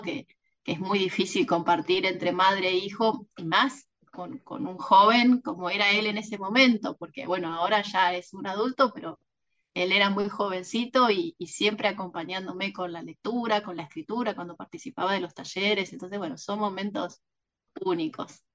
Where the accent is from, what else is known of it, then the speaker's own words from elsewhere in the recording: Mar del Plata, Buenos Aires Province, Argentina; autora de Penguin Random House de la ciudad de Mar del Plata